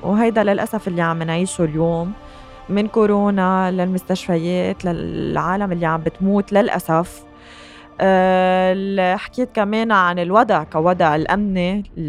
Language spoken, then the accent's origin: Arabic; Lebanon; نحن كلبنانيين